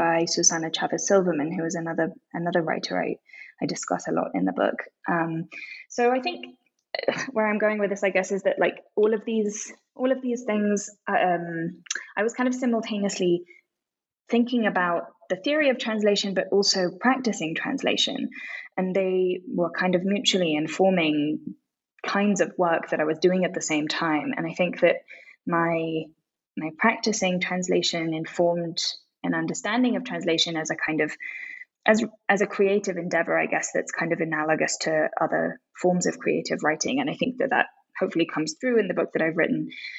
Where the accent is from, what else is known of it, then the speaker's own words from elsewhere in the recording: London, United Kingdom; also born or lived in Japan; now in Mexico City, Mexico; But after living in Japan for a while, I grew up mainly in London, and I studied languages and literature at the University of Oxford